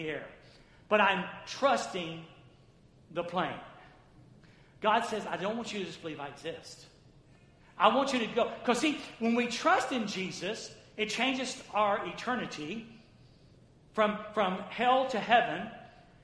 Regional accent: the South, United States; I grew up in the South.

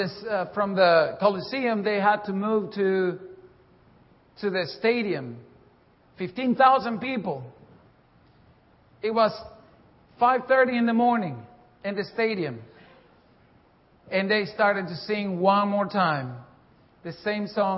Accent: Bolivia; moved away; I'm from Bolivia, South America

